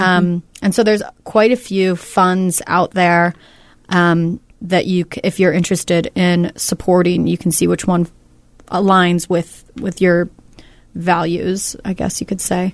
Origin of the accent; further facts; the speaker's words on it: Northern California, United States; moved away; I'm from Northern California, so I have a lot of family and friends